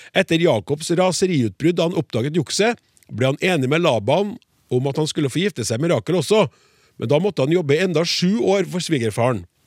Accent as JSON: {"language": "Norwegian", "region": "Trøndelag", "country": "Norway", "said": "jeg er også trønder"}